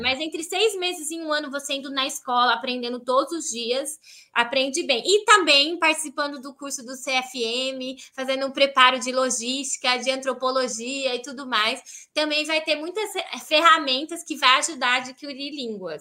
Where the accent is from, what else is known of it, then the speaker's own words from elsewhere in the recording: Brazil; moved away as an adult; also born or lived in Heidelberg region, Germany; now in Schwerin, Germany; Eu sou muito feliz por ser brasileira aqui na Alemanha. Eu falo, Deus, obrigada que eu nasci na, no Brasil